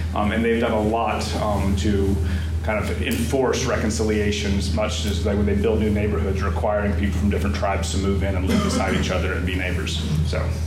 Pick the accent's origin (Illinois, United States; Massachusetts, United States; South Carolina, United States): South Carolina, United States; Columbia; now in Greensboro, United States; I was born in Columbia, South Carolina